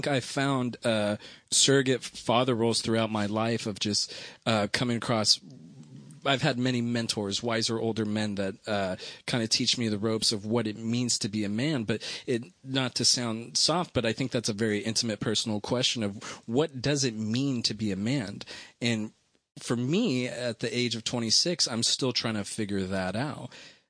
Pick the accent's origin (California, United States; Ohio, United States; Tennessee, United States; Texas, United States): California, United States; Los Angeles; Los Angeles, you could say.